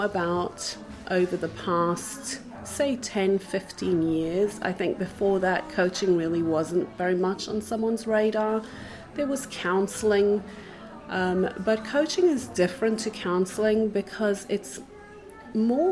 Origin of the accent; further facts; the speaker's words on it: Johannesburg, Gauteng, South Africa; moved away as an adult; also born or lived in Israel / England / Germany; now in Krakow, Poland; I'm originally from South Africa. I was born in Johannesburg, grew up there, studied.